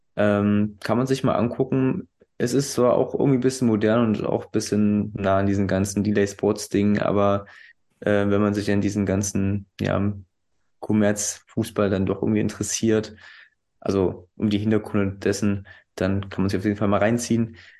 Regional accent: Weißenfels, Saxony-Anhalt, Germany; moved away; Liebe Grüße in meine alte Heimat

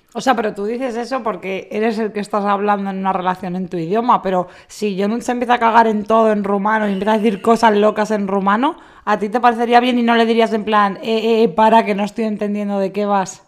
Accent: Community of Madrid, Spain; somos todos de Madrid, zona

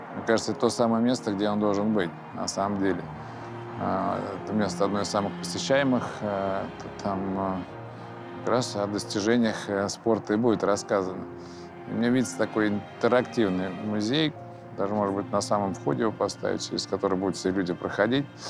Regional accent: Moscow, Russia; Я родился в Москве, во-первых, да, и э, рос в Бескудниково

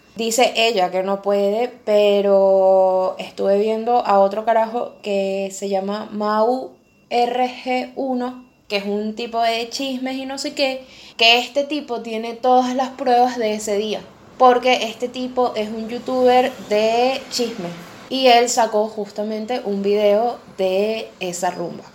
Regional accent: Venezuela; now in Argentina; esa situación yo no la sentía en Venezuela, a pesar de que en Venezuela tuve una que otra experiencia

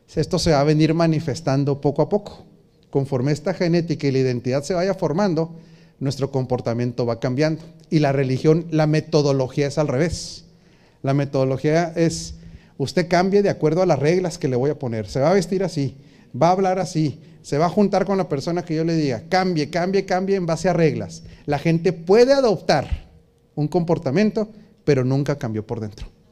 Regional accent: Mexico; En la cultura mexicana, prácticamente desde que nacemos o nos empiezan a enseñar de Dios

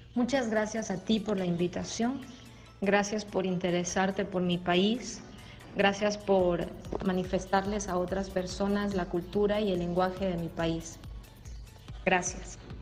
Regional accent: Ecuador; moved away as an adult; now in Brazil; soy ecuatoriana.

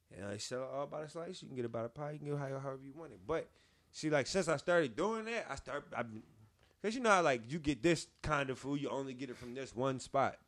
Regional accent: Philadelphia, Pennsylvania, United States; I'm from West Philly

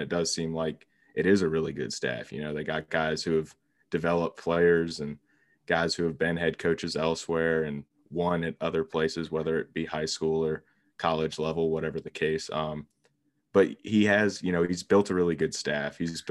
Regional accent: the South, United States; growing up in the South

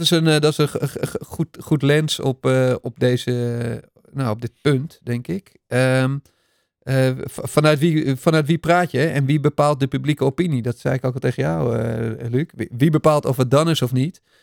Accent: Netherlands; zijn we toch als Nederlanders toch ook maar weer Nederlanders.

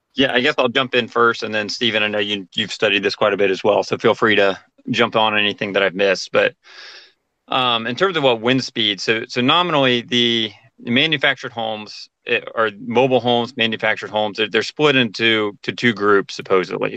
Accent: Florida, United States; growing up in Florida, um, on the coast of Florida actually

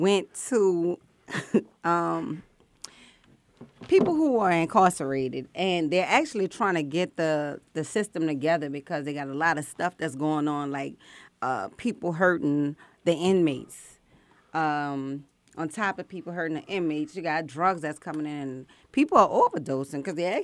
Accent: New Orleans, Louisiana, United States; also born or lived in South Korea; now in Cobb County, United States; originally I'm from New Orleans

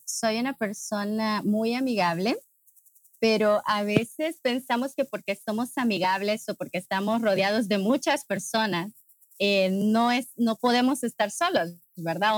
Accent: Honduras; soy de Honduras, de Centroamérica.

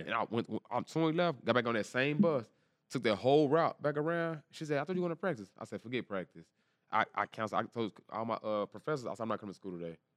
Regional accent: Dallas, Texas, United States; I'm from Dallas, Texas, East Dallas, Texas

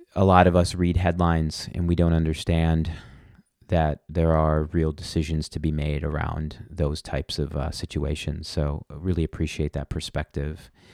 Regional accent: Milwaukee, Wisconsin, United States; here in my hometown of Milwaukee

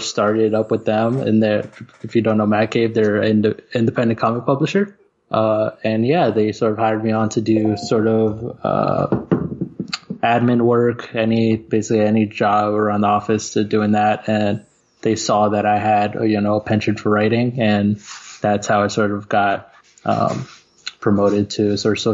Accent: Pembroke Pines, Florida, United States; I'm from Florida, sort of Pembroke Pines area

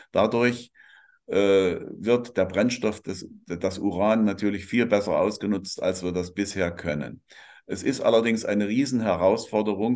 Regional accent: Germany

